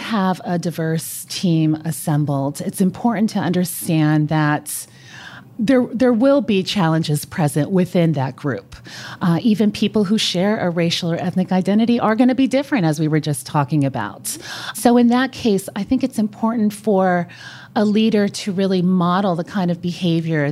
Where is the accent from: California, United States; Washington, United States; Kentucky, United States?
California, United States; first language Spanish; English is a second language; also born or lived in Colombia; I'm originally from California.